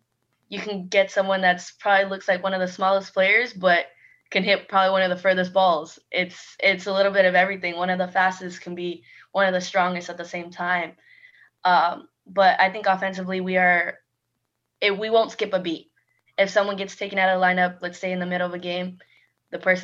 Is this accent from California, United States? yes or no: yes; California, United States; moved away as an adult; I am from California, and being so far away from home